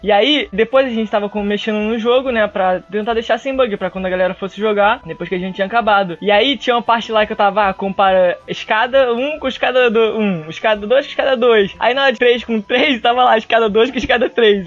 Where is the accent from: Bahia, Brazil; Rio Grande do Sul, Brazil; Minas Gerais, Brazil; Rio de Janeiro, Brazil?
Rio de Janeiro, Brazil; A gente é é de Jacarepaguá